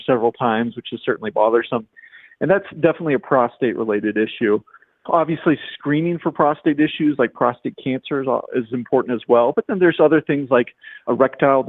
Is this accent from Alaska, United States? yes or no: no; Oklahoma, United States; moved away as an adult; also born or lived in Indiana; originally from Oklahoma